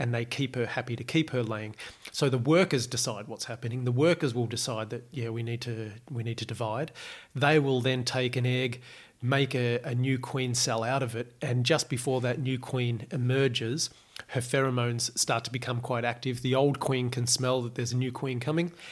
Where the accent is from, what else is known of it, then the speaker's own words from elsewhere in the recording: Australia; growing up in Australia